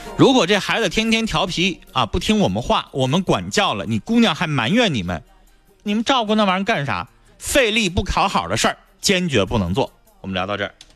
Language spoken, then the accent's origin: Chinese; Harbin, Heilongjiang, China; 咱都是哈尔滨人